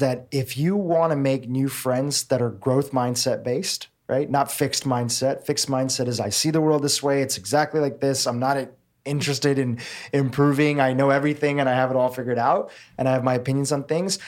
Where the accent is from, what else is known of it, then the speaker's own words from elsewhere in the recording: Nairobi, Kenya; I was born in Nairobi, Kenya. My family is fourth generation Kenyan.